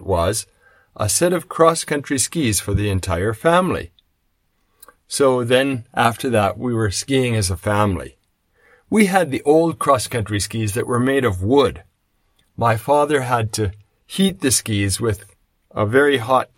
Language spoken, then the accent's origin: English; Canada; I come from Canada, so when I was growing up, we did cross-country skiing